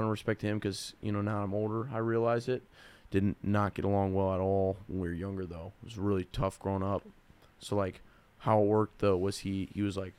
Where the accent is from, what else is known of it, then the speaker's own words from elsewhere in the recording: Powell, Ohio, United States; I grew up in Powell